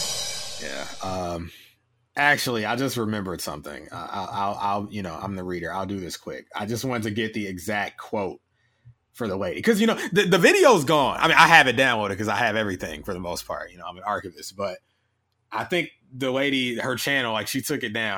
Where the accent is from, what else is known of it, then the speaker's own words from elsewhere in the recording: Peoria, Illinois, United States; I'm from the North North of Peoria. Okay. Peoria, Illinois